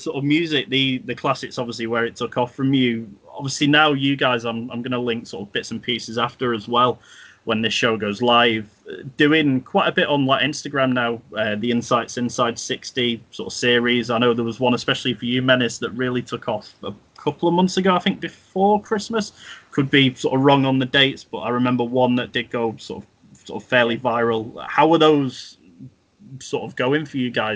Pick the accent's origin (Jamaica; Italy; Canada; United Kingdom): United Kingdom; Manchester, North West England; growing up in Manchester, sort of like middle class family